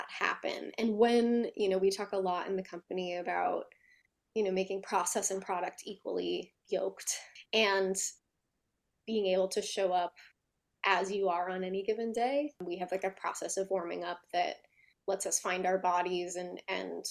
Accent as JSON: {"language": "English", "region": "New Jersey", "country": "United States", "said": "I'm from Jersey."}